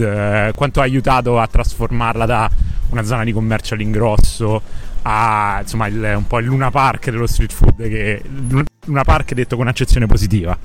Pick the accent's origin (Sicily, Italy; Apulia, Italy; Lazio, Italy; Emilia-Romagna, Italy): Lazio, Italy; Rome; a Roma, da dove vengo io